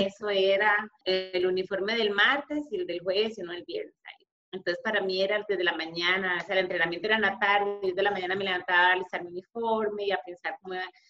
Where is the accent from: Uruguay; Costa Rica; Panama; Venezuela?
Costa Rica; León XIII, San José; Yo me crié en una zona marginal, en Garavito León 13